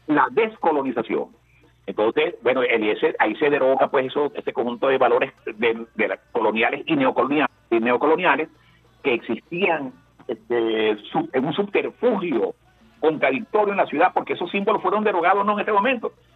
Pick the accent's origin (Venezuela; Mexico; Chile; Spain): Venezuela; como venezolanos